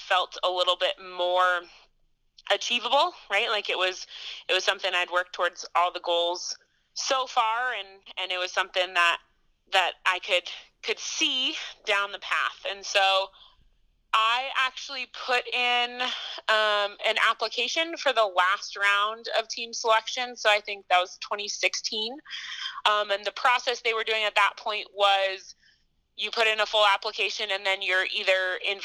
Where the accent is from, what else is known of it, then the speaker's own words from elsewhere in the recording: Boulder, Colorado, United States; moved away as an adult; also born or lived in Montana; So I grew up in Boulder, Colorado.